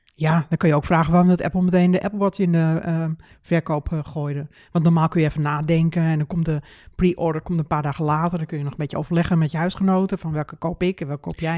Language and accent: Dutch; Netherlands; wij zijn Nederlanders, wij verstaan echt wel Engels